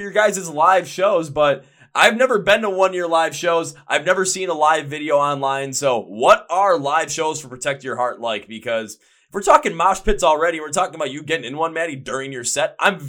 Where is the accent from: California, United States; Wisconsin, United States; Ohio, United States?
Wisconsin, United States; Milwaukee; I'm from Milwaukee, Wisconsin.